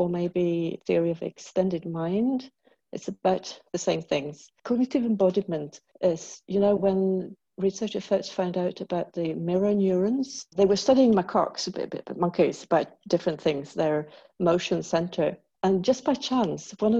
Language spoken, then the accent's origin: English; Sweden; also born or lived in England; I'm from Sweden.